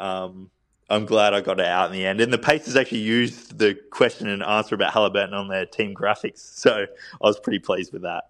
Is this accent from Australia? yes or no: yes; Adelaide, South Australia, Australia; Just played in the NBL with my hometown team, the Adelaide 36ers.